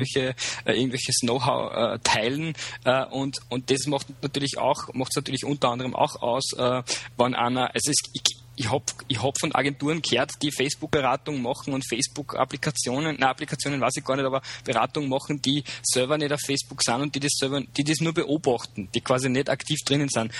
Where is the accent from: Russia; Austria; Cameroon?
Austria; Upper Austria; moved away as an adult; also born or lived in Vienna; ich bin gebürtiger Oberösterreicher, äh, lebe seit einem Jahr wieder da, war früher, äh, also war vorher in Wien